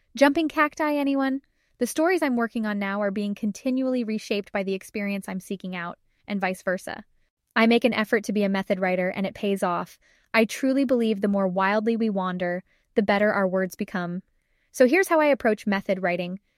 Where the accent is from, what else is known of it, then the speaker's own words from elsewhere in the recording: Arizona, United States; moved away; I made the trek back to middle of nowhere, Arizona